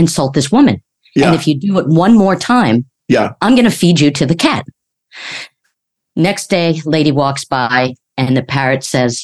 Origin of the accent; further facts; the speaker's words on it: New York, United States; when I was growing up in New York, everybody had a joke.